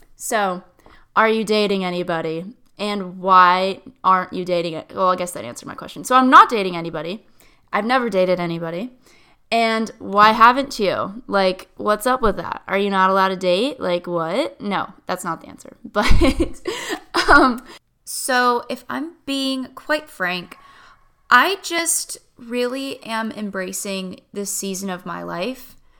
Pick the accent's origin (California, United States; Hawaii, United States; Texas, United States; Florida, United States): Florida, United States; Tampa; also born or lived in Stuart, Florida; My hometown is Tampa, Florida